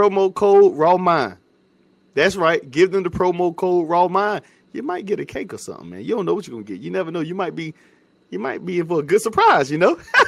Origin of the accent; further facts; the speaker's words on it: North Carolina, United States; my home state, North Carolina.